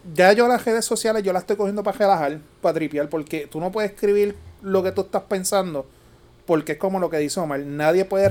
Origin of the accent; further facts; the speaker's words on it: Puerto Rico; como típico boricua